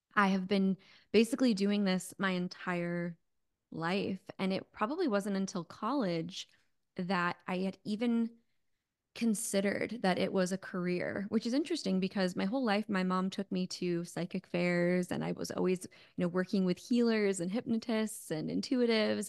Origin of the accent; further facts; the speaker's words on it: Connecticut, suburbs of New York, United States; moved away as an adult; also born or lived in California; now in Phoenix, United States; I'm actually from New York. I was born in New York City, grew up in a little bit of the suburbs of New York, and then in Connecticut